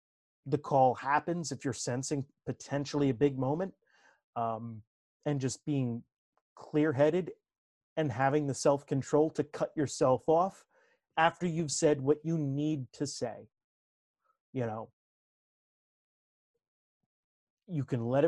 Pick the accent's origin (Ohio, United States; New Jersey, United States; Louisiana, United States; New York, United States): New Jersey, United States; accent: North Jersey Italian; me growing up in Northern New Jersey and talking with a fast, you know, North Jersey Italian accent.